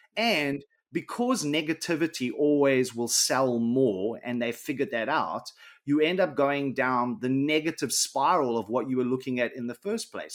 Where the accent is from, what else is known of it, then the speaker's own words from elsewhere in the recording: Johannesburg, Gauteng, South Africa; where I grew up in South Africa was on the south side of Johannesburg.